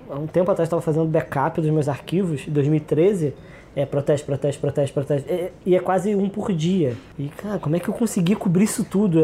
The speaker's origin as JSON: {"language": "Portuguese", "region": "Rio de Janeiro", "country": "Brazil", "tie": "born or raised there", "also_born_or_lived": "São Gonçalo", "said": "Eu, eu, cresci em Jacarepaguá, eu sou de São Gonçalo, é, mas cresci na Zona Oeste, cresci em Jacarepaguá"}